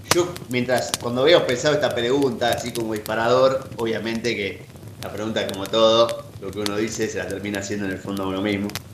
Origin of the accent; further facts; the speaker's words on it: Buenos Aires, Argentina; moved away as an adult; now in Bariloche, Argentina; nacido y criado en en Capital Federal, en el barrio de Caballito